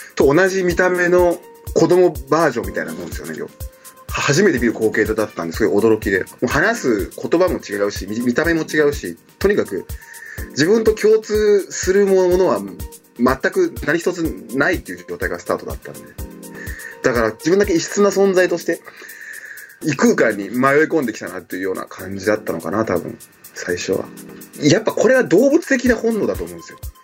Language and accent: Japanese; Himeji, Hyogo, Japan; born or raised there; also born or lived in Cameroon